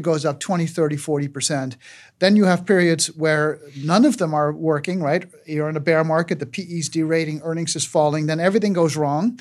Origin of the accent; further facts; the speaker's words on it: Aruba; moved away; I grew up in Aruba, uh, starved for American pop culture